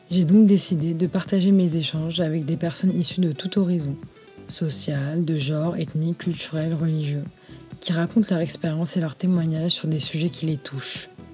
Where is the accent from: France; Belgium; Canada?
France; je suis française musulmane d'origine marocaine